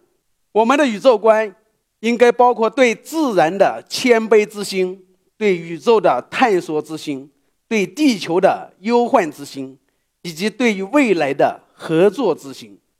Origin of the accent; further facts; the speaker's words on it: Shaoxing, Zhejiang, China; 一九七七年，我出生在浙江绍兴。